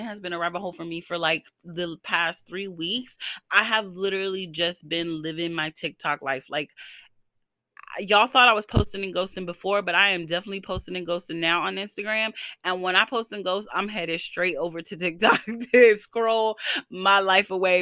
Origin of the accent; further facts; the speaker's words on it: the South, United States; moved away; I am from the South